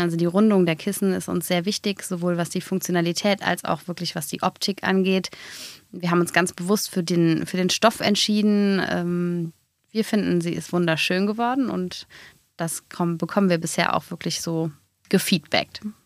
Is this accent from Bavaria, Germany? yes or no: no; Hennef, North Rhine-Westphalia, Germany; Wir kommen beide aus Hennef